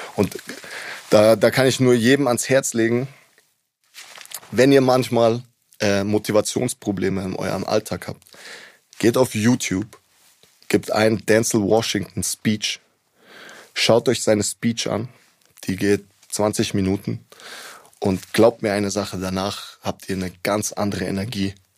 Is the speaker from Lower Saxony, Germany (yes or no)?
no; Munich, Bavaria, Germany; Ich bin hier geboren, hier aufgewachsen